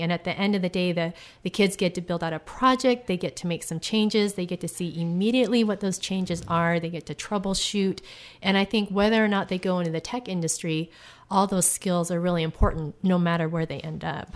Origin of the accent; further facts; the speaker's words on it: United States; now in Tucson, United States; I'm originally from Washington, but I live in Tucson, Arizona